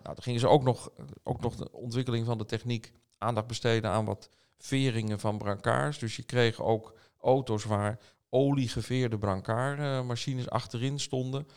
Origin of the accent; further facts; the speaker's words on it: Amsterdam, North Holland, Netherlands; mijn geboortestad wilde ik werken. Dat is Amsterdam.